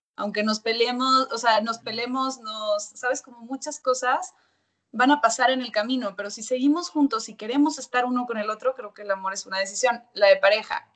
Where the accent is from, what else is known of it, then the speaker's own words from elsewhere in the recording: Monterrey, Nuevo León, Mexico; moved away as an adult; also born or lived in Mexico City; cuando ya llegué yo a la Ciudad de México, soy de Monterrey, y llegué a los 18 años